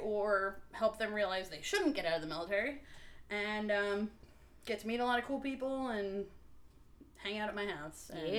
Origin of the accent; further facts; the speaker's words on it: New Jersey, United States; moved away as an adult; I was born and raised in New Jersey. Family lives in Florida now.